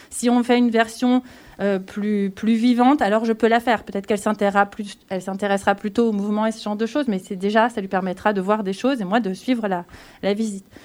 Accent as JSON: {"language": "French", "region": "Auvergne-Rhône-Alpes", "country": "France", "tie": "born or raised there", "said": "Alors je suis pratiquement grenobloise."}